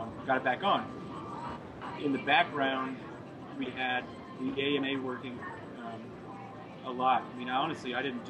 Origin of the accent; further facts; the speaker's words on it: Iowa, United States; moved away as an adult; now in Montana, United States; I'm actually from Iowa. Moved out here after college